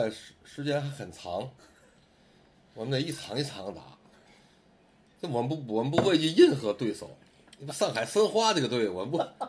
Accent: Beijing, China; 我从小我出生在北京

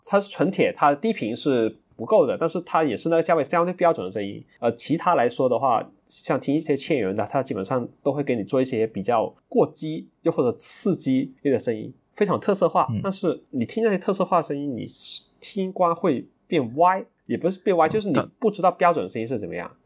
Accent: Dongguan, Guangdong, China; 我是来自东莞的沙友

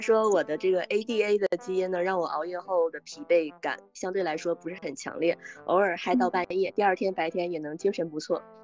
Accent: Northeast China, China; 我也是东北人

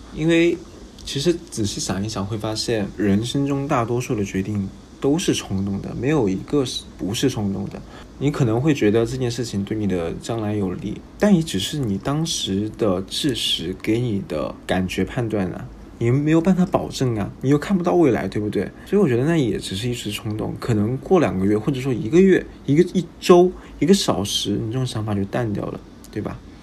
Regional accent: Jiangxi, China; moved away; 我本身是江西人

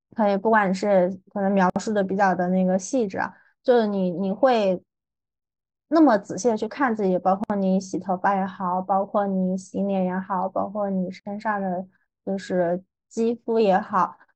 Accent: Hunan, China; accent: southern; 我也没有想到作为一个湖南人

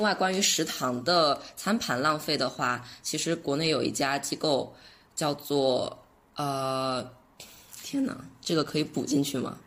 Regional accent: China; 我们中国人

